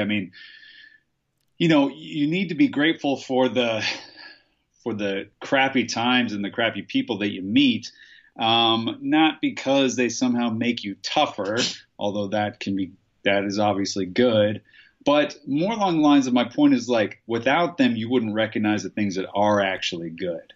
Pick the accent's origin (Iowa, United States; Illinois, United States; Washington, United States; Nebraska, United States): Nebraska, United States; I'm from Nebraska